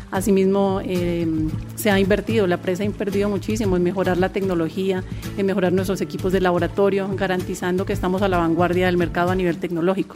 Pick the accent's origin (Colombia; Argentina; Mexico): Colombia; Popayán, Cauca; soy de Popayán, y me encanta trabajar por esta ciudad